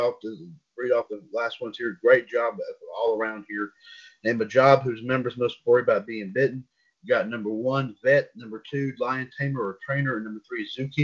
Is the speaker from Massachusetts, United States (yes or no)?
no; North Carolina, United States; my home state